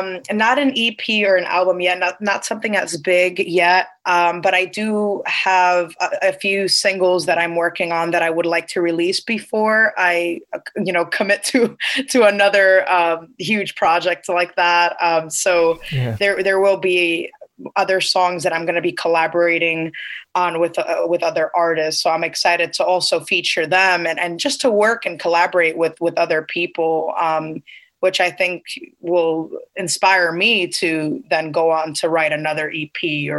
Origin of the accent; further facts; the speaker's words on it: United States; born there; I am Cuban and I'm first generation American. I was born here in America.